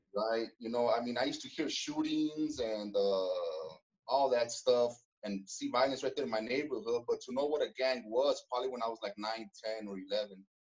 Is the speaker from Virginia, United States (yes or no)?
no; Los Angeles, California, United States; I was born in Koreatown, right there in Los Angeles